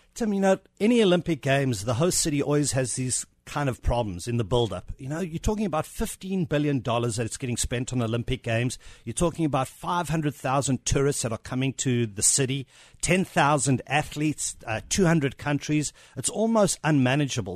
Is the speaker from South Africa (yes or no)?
yes; South Africa; accent: South African; moved away